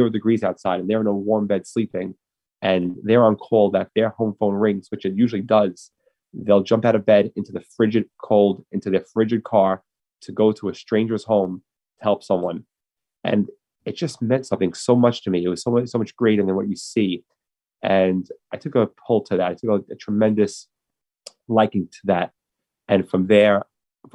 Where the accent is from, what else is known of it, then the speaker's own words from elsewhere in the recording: New York City, New York, United States; I grew up in Brooklyn, in Manhattan Beach